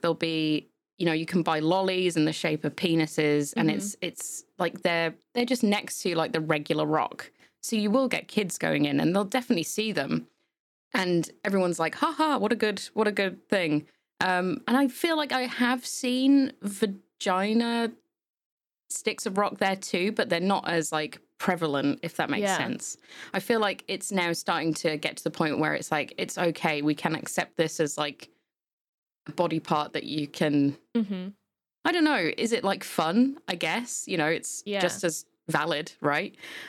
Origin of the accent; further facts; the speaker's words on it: England, United Kingdom; growing up in England as well, like, you know, you've got places like Ann Summers